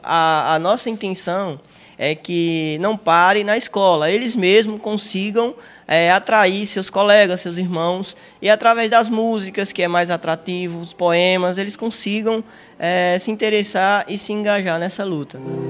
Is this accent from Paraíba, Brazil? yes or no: yes; Sousa, Paraíba, Brazil; o dialeto calon, que é o nosso dialeto próprio